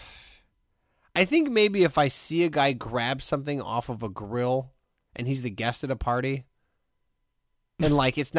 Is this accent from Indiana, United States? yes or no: yes; Hammond, Indiana, United States; I grew up in Hessville.